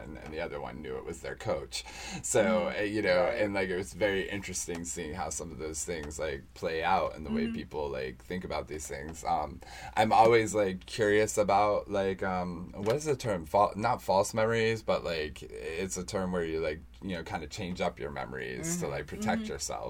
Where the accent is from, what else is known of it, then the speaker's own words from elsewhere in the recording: United States; growing up in America, we're very ethnocentric